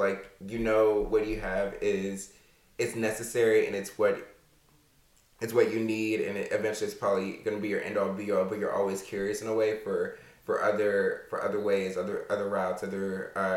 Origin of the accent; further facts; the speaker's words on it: Alexandria, Virginia, United States; I grew up in Alexandria, Virginia.